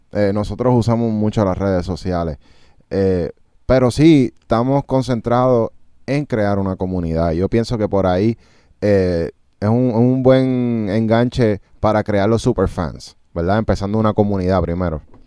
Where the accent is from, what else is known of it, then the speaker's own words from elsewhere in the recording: United States; nosotros venimos de Estados Unidos